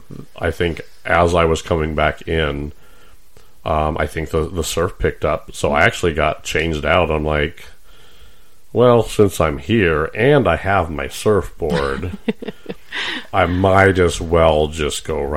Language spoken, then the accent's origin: English; San Diego, California, United States; now in Nebraska, United States; I grew up in San Diego.